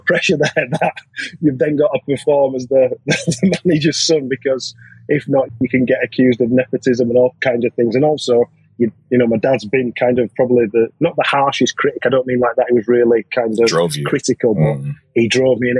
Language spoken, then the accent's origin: English; Bradford, Yorkshire and the Humber, United Kingdom; I'm from Bradford originally, so I ended up playing for Bradford City Boys.